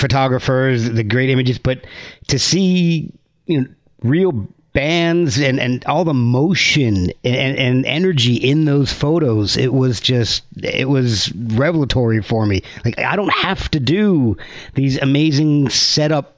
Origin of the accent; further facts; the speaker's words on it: New Jersey, United States; moved away as an adult; also born or lived in Rochester, New York; now in Winchester, Virginia, United States; I grew up actually in New Jersey